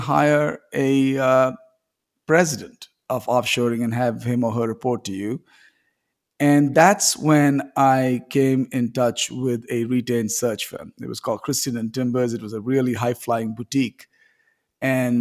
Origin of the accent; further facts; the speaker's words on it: India; I grew up in India.